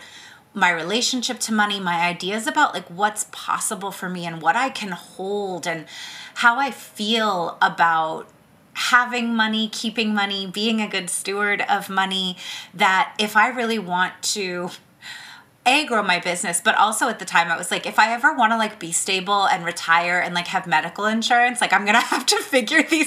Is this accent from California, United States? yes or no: yes; the Bay Area, California, United States; we're both from the Bay